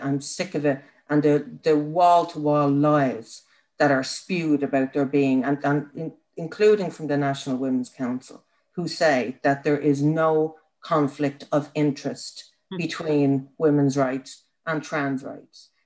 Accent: Ireland; as an Irish woman, but also as an Irish woman who's put her shoulder to the wheel for the last 10 years in this country

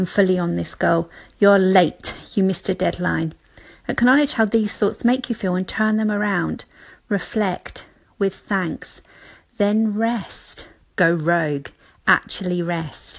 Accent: United Kingdom; being British

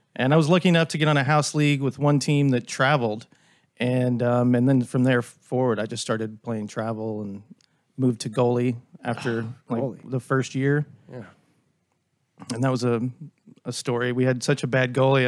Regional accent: Dallas, Texas, United States; I grew up in Dallas, so I've grown up in this area my whole life

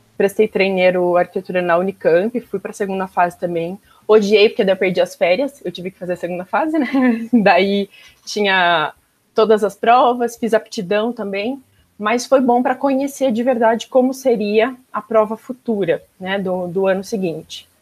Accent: Campinas, São Paulo, Brazil; also born or lived in Caxias do Sul, Rio Grande do Sul / Flores da Cunha, Rio Grande do Sul; vim para Campinas, meus pais que vieram, na verdade, eu era pequena, estava com um ano

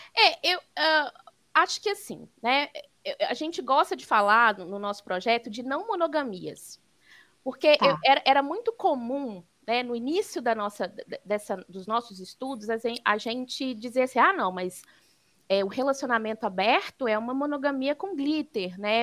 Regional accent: Belo Horizonte, Minas Gerais, Brazil; sou mineira de Belo Horizonte

